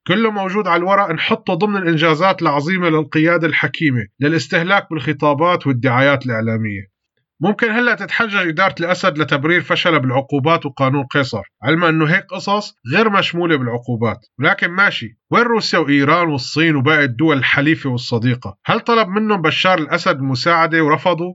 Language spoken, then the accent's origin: Arabic; Syria